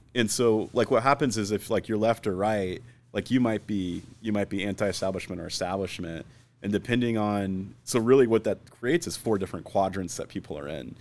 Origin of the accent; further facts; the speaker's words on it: Phoenix, Arizona, United States; also born or lived in Scottsdale; I grew up here in Phoenix